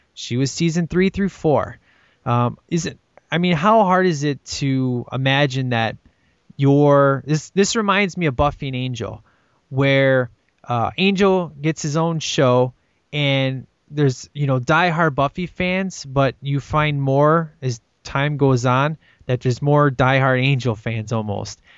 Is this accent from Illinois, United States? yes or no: yes; Chicago, Illinois, United States; this is in Chicago, man. This is my hometown